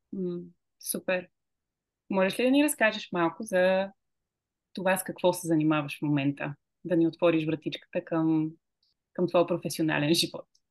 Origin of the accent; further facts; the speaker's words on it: Bulgaria; аз съм българка и искам да водя тези разговори на български